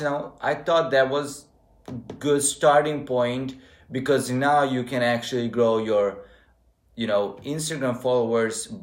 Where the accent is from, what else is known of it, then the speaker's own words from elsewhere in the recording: Serbia; moved away as an adult; now in Novi Sad, Serbia; compared to my hometown, it feels like it's a whole different country with different mentality.